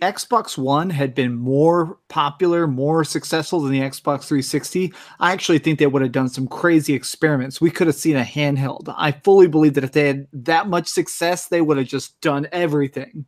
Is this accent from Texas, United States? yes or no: yes; Texas, United States; I grew up in Texas